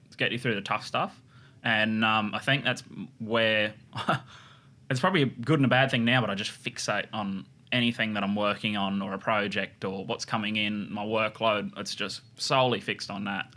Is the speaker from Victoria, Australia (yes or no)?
no; Harwood, New South Wales, Australia; moved away as an adult; also born or lived in Brookvale, New South Wales; I was born and raised in the Clarence Valley